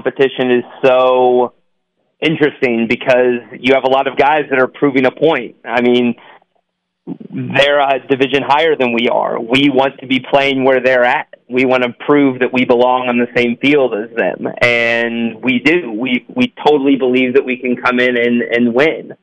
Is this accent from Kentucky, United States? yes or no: yes; Owensboro, Kentucky, United States; I'm from Owensboro, Kentucky, and my dad has grown his business with training kids through futsal